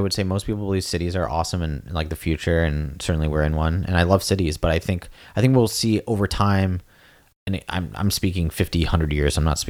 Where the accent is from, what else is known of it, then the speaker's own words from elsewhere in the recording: Singapore; also born or lived in New York, United States / Los Angeles, United States; now in Provo, United States; I'd say I would bias towards the city ideal because I was like, I was born in New York, grew up in Singapore, LA for school